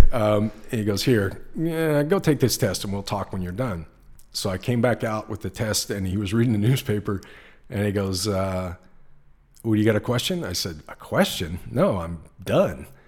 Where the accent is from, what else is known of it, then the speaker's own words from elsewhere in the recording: Lawton, Oklahoma, United States; moved away as an adult; also born or lived in Japan; now in California, United States; I grew up in Oklahoma